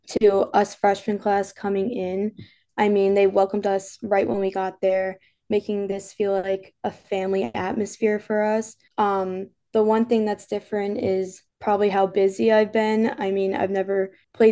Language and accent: English; New York, United States; moved away; I'm from New York